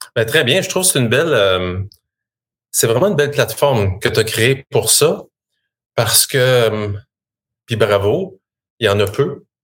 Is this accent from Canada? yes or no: yes; Shawinigan, Quebec, Canada; moi, je suis euh, fier natif de la Mauricie. Je viens de Shawinigan.